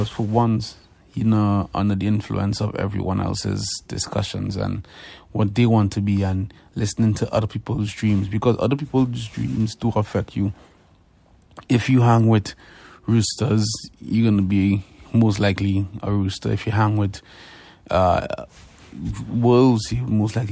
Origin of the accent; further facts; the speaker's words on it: Trinidad & Tobago; moved away as an adult; now in Canada; I'm from Trinidad and Tobago. I came to Canada in 2011